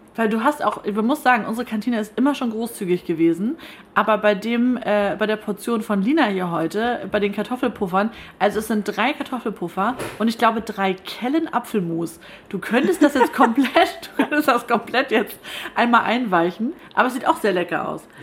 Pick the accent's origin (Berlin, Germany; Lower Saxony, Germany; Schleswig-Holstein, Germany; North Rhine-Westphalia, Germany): Schleswig-Holstein, Germany; Kayhude; Ich bin ja in Kelhuda aufgewachsen und das ist direkt nebenan